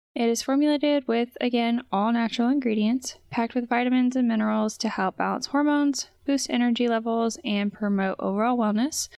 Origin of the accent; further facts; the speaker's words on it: Indiana, United States; I was born and raised in Indiana